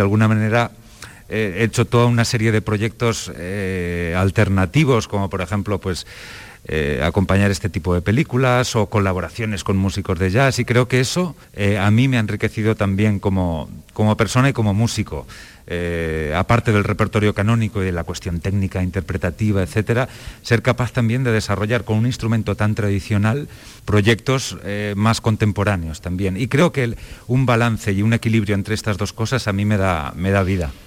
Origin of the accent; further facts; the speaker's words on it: Valencia, Valencian Community, Spain; en Valencia, de donde yo vengo